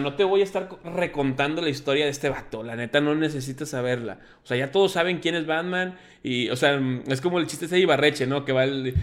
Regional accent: Mexico; como mexicano y como latino

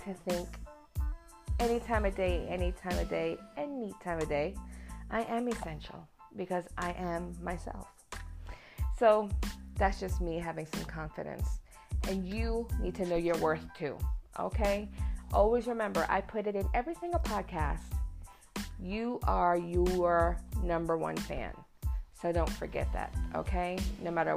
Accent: New York City, New York, United States; I'm New Yorican. I am born and raised in New York City in Queens, and my parents are both from Puerto Rico

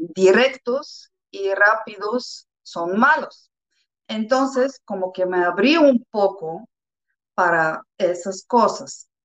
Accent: Bulgaria; Spanish is a second language; moved away as an adult; also born or lived in Mexico; los búlgaros

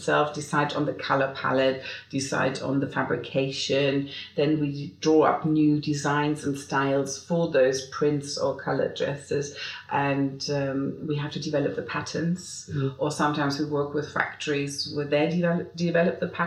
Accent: Germany; moved away as an adult; now in London, United Kingdom; I'm German. I've lived here for 29 years, but I'm not a British citizen.

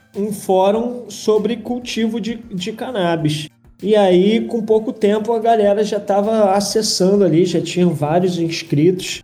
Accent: Rio de Janeiro, Brazil; moved away as an adult; now in Germany; eu morava no Rio, né? Ah, eu sou carioca

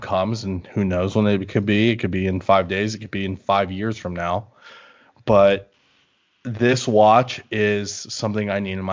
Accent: Maryland, United States; now in Las Vegas, United States; I'm from Maryland originally

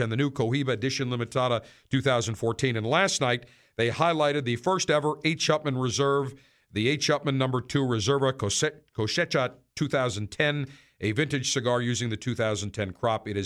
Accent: Buffalo, New York, United States; moved away; also born or lived in Syracuse; growing up in Buffalo, being a student at Syracuse University

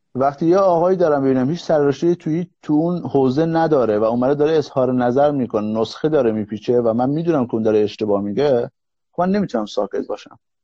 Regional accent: Iran; moved away as an adult; now in Finland; ما ایرانی ها ما توی نظام سرمایهداری بزرگ شدیم

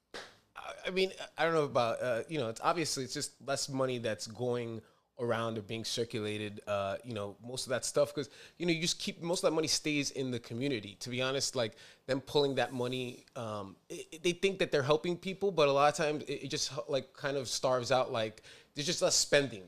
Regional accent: New York City, New York, United States; I'm a New Yorker

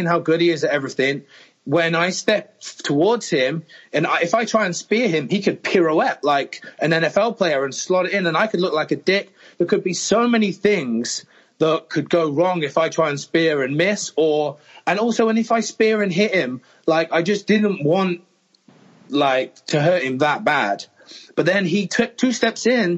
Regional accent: England, United Kingdom; I'm English

